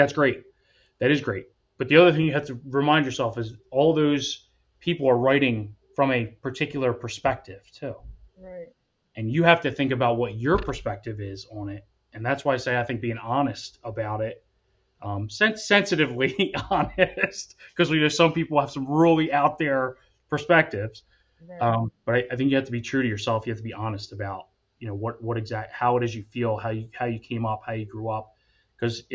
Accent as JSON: {"language": "English", "area": "Atco", "region": "New Jersey", "country": "United States", "tie": "born or raised there", "said": "I was raised in a white household. I grew up in Akko, which is primarily white."}